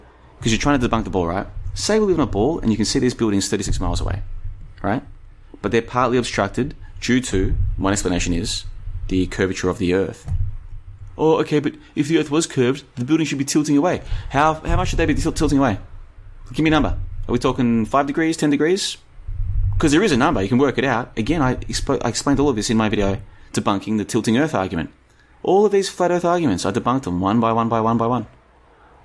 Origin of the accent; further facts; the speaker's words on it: Australia; now in Bulgaria; I grew up in Australia. I've been around Asia. Now I'm here in Europe.